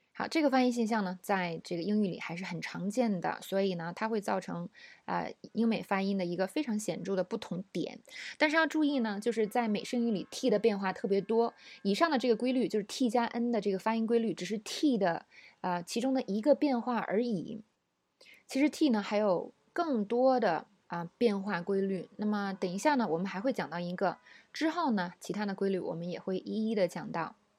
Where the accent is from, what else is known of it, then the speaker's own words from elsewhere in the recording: China; 我们中国人